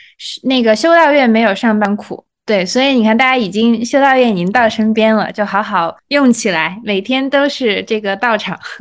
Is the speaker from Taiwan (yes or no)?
no; China; 这个东西也是给了我作为中国人去了解中国传统医学文化